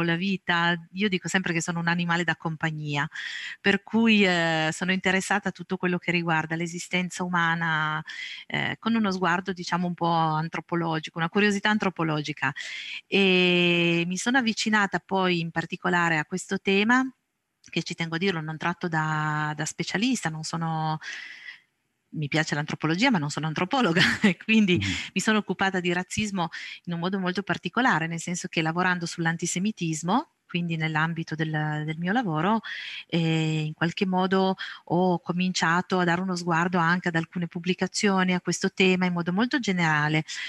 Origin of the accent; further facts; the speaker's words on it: province of Cuneo, Piedmont, Italy; Sono nata e cresciuta in provincia di Cuneo, qui ancora vivo